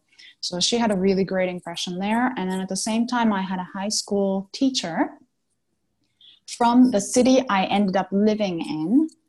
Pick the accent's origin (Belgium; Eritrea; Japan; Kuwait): Japan; moved away as an adult; also born or lived in Atlantic Canada / United States / Mexico / Australia; Originally, I was born in Japan and, well, born and raised in Japan. Now I'm back in Japan, but I was here until I was 18 and I moved to Canada, all the way to the Atlantic Canada. And I spent 15 years there.